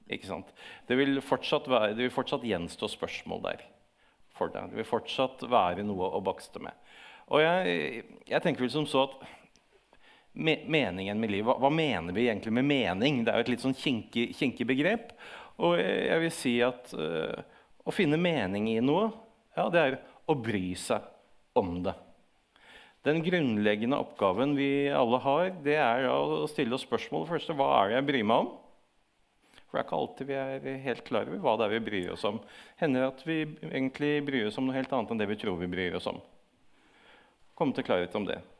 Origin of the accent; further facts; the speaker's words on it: Moss, Østfold, Norway; Jeg er mossing, da.